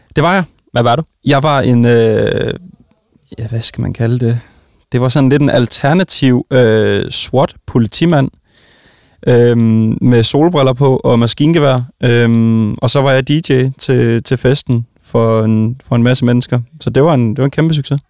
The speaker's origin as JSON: {"language": "Danish", "town": "Vejle", "region": "Southern Denmark", "country": "Denmark", "said": "jeg kommer jo fra Vejle"}